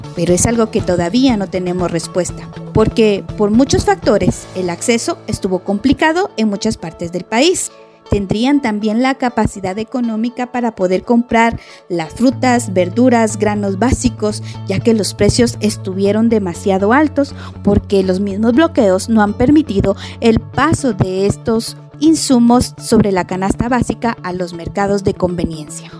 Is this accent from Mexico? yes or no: no; Guatemala; como guatemaltecos